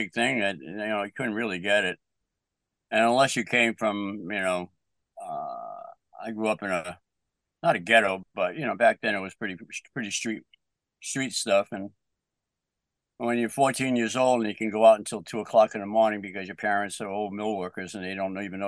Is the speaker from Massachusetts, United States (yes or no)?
yes; Bedford, Massachusetts, United States; now in Middleborough, United States; I grew up in Bedford